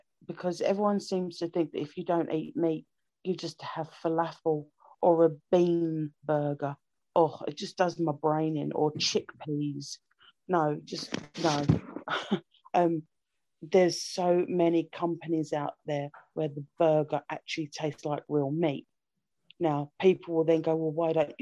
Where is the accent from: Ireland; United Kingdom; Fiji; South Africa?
United Kingdom; London; I'm from London